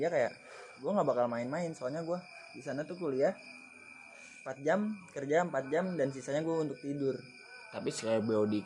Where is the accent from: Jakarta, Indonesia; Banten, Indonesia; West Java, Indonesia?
West Java, Indonesia; Bekasi; berarti gue dari Bekasi ya gue dari Bekasi ada dua orang